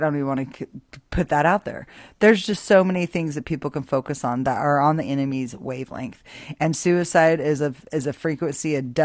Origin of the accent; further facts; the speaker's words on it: Boise, Idaho, United States; I grew up in Boise, Idaho